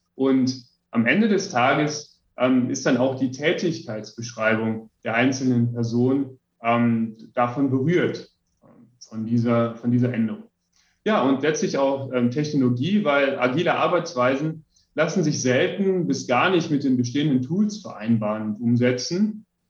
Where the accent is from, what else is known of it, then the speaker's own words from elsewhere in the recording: western Germany, Germany; also born or lived in Ammersee, Bavaria; now in Bavaria, Germany; komme ich aus dem Westen Deutschlands